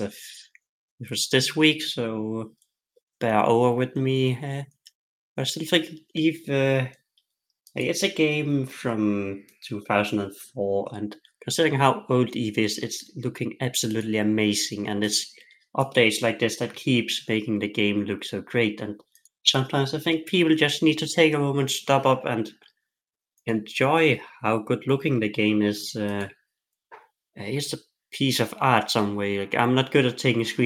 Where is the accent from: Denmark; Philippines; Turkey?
Denmark; I'm from Denmark. Bicycles is a big part of our culture